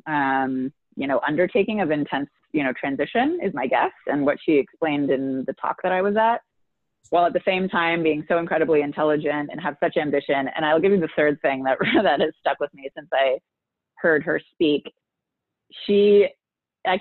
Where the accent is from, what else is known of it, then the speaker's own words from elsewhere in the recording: San Francisco, California, United States; also born or lived in Los Angeles; now in Minneapolis, United States; I grew up in San Francisco when the internet didn't exist yet